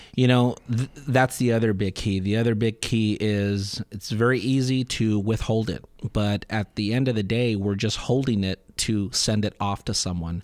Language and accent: English; Southern California, United States; born and raised in Southern California